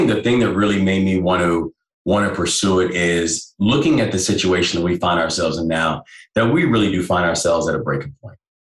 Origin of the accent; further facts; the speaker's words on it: Maryland, United States; run for governor of Maryland was, you know, it was like that my birth state, you know, the place, my hometown